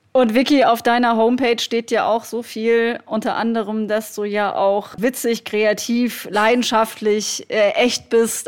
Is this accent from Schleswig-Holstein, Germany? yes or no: no; Black Forest, Baden-Württemberg, Germany; now in Berlin, Germany; mitten in meiner Heimat.